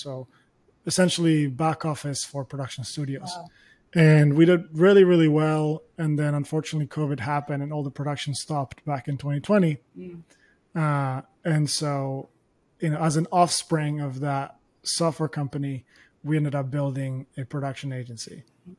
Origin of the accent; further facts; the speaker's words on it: Spain; English is a second language; now in United Kingdom; When I moved to the UK, I barely spoke English. So the first few months were really difficult. And once I got acclimated, the good thing about going to Nottingham versus London is that there were no Spanish people.